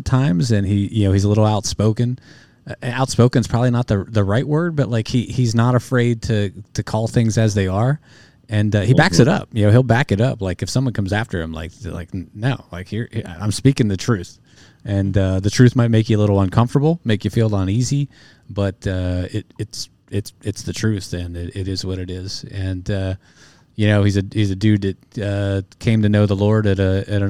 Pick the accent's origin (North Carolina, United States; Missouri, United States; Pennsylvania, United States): Pennsylvania, United States; State College; I was born in State College, Pennsylvania. Happy Valley